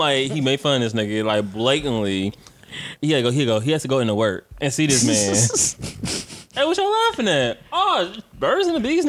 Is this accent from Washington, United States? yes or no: no; Detroit, Michigan, United States; I'm from Detroit.